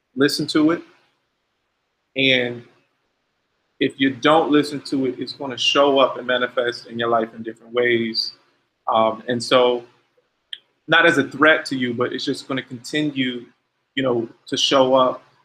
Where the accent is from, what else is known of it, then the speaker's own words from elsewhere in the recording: Ohio, United States; I'm from Ohio